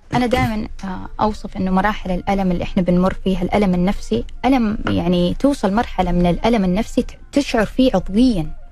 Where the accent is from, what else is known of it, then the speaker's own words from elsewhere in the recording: Jeddah, Makkah Province, Saudi Arabia; عندنا في جدة